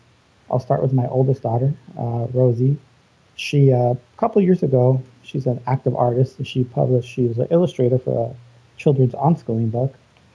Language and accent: English; Los Angeles, California, United States; moved away as an adult; now in Arizona, United States; I was born and raised in Los Angeles, so I was part of the California educational system.